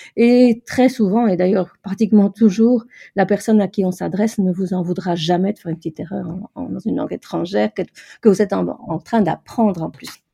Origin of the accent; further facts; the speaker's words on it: Brussels, Brussels-Capital Region, Belgium; je suis de Bruxelles